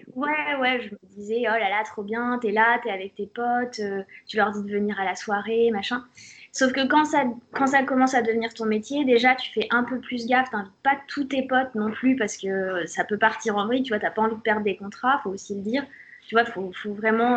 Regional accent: Auxerre, Bourgogne-Franche-Comté, France; Poppy d'Auxerre

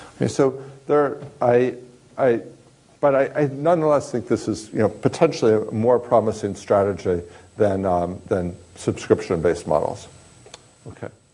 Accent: Kansas, United States; I grew up in Kansas

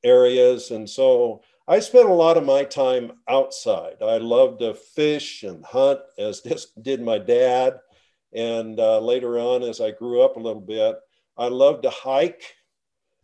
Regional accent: La Grande, Oregon, United States; now in Bonanza, United States; I grew up in La Grande, Oregon, community of about 10,000

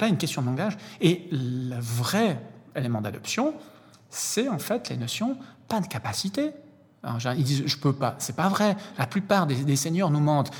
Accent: Lausanne, Vaud, Switzerland; je suis suisse, né ici à Lausanne

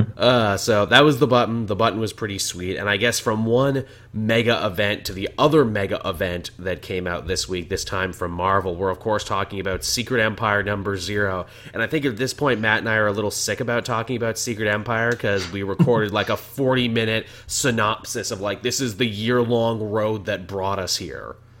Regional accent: Canada; as a Canadian

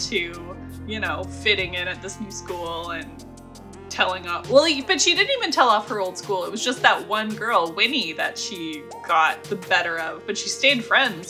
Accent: Canada; growing up in Canada

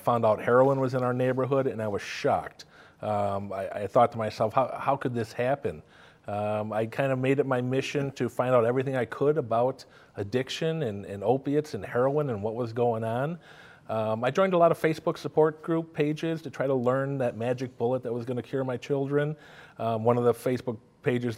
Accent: New Lenox, Illinois, United States; my hometown, which is New Lenox.

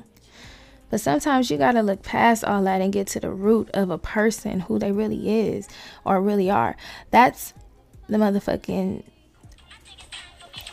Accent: West Coast, United States; That's who I am, from the West Coast

